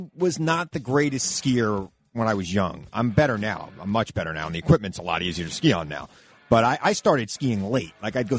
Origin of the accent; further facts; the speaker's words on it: Lake Ronkonkoma, New York, United States; also born or lived in Centereach, New York / Albany, New York; Lake Ronkonkoma, where I grew up in Lake Ronkonkoma, but I moved to Center Reach when I was in ninth grade.